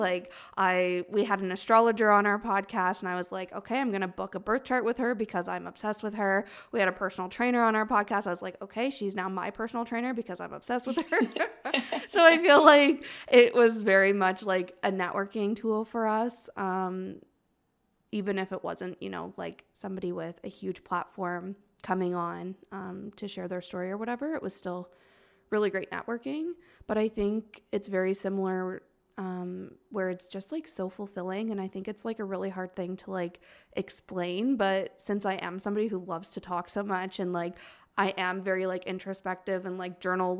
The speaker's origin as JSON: {"language": "English", "town": "Toronto", "region": "Ontario", "country": "Canada", "said": "we really were focusing on just like, we're from Toronto. So we were like focusing on like local people at first."}